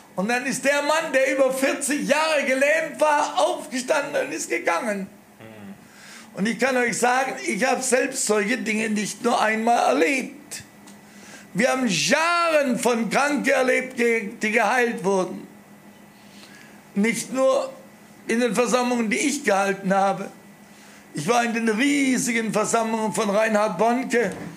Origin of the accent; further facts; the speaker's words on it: Germany; wir noch als Deutsche